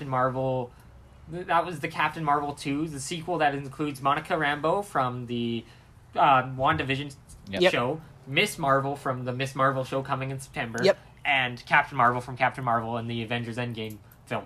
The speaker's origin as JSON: {"language": "English", "country": "Canada", "said": "we're Canadian"}